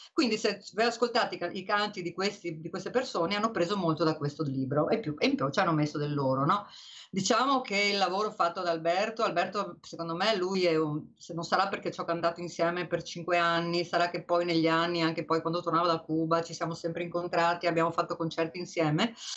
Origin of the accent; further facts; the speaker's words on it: Venice, Veneto, Italy; io che sono veneziana e ti ho Dio sanca io abitavo in una casa dove non c'era il bagno